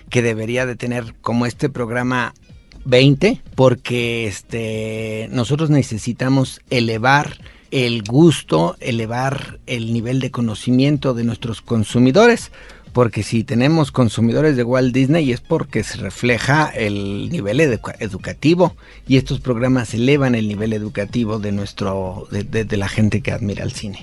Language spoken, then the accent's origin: Spanish; Michoacán, Mexico; now in Mexico City, Mexico; yo soy de Michoacán, me establecí aquí